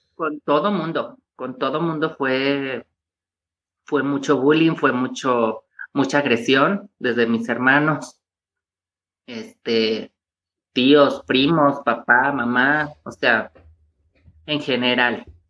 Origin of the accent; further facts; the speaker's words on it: Tepatitlán, Jalisco, Mexico; yo vengo de una ciudad pequeña que se llama Tepatitlán